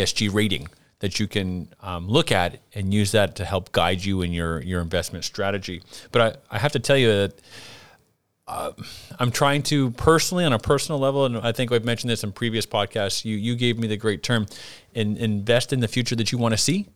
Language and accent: English; Canada; moved away; growing up in Canada